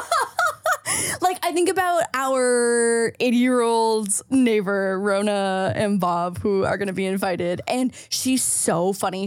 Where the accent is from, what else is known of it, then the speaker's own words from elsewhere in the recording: St. Catharines, Ontario, Canada; moved away; if I had stayed in Saint Catharines, my hometown